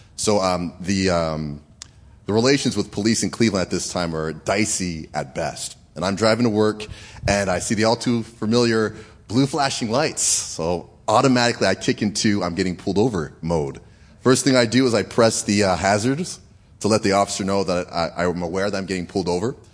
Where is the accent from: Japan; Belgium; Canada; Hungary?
Canada; moved away; I was raised in Canada